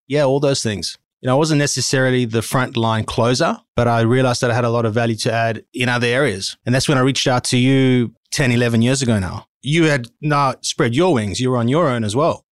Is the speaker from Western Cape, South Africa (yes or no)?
yes; Cape Town, Western Cape, South Africa; moved away as an adult; now in Sydney, Australia; I was born in South Africa in Cape Town, went to high school, obviously, university, did a commerce degree. And immediately after that, hopped on a plane and came to Australia